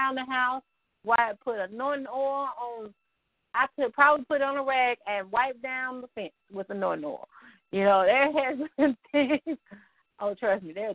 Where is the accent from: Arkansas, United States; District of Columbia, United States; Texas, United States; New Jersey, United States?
Arkansas, United States; the Arkansas Delta, United States; now in Northwest Arkansas, United States; I'm from the other side of the state that we talk about, this side of the state. So I'm from the Delta, which means flatlands and dirt.